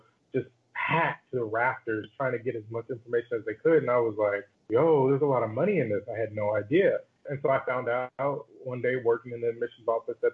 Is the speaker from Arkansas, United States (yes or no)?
yes; Arkansas, United States; moved away; also born or lived in Boston, Massachusetts; I'm from Arkansas, single mom, you know, first in my family to go to college